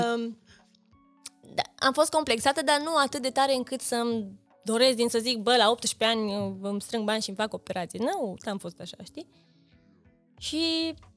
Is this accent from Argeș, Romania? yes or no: no; Reghin, Mureș County, Romania; now in Cluj-Napoca, Romania; eu sunt din județul Mureș